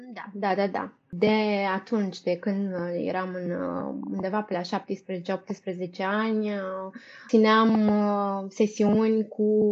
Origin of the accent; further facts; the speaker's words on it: Brăila, Brăila County, Romania; moved away as an adult; also born or lived in Bucharest; Eu sunt din Brăila deloc. După ce am terminat studiile la liceu, am venit în București la facultate.